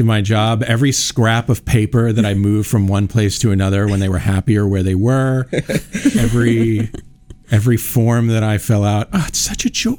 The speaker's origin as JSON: {"language": "English", "region": "East Coast", "country": "United States", "moved": "yes", "lives_now": "Iowa, United States", "said": "I'm from the East Coast"}